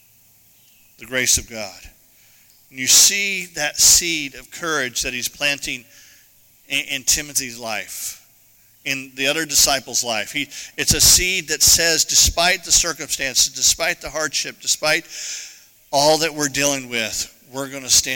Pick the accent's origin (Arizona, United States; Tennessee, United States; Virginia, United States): Arizona, United States; moved away; I grew up in Arizona.